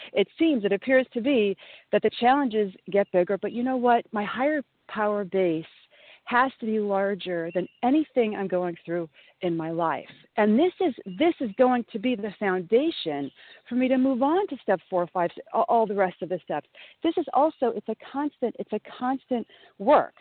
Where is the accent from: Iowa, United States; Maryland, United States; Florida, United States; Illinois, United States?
Illinois, United States; Southern; now in New York, United States; I grew up in Southern Illinois